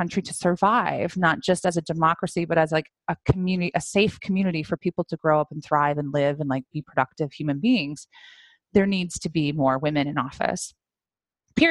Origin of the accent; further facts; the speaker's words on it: Iowa, United States; I'm from Iowa